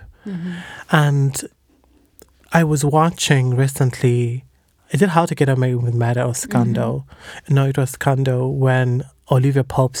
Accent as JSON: {"language": "English", "country": "Zimbabwe", "tie": "born or raised there", "moved": "yes", "said": "I was born in Zim"}